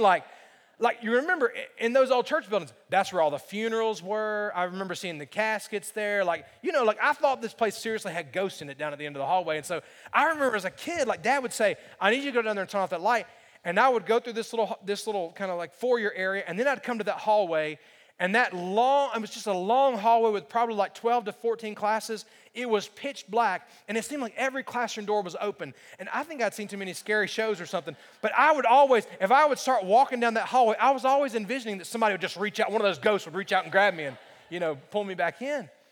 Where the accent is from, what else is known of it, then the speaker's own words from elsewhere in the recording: Alabama, United States; When I was growing up in Alabama, um, I grew up in a pastor's home.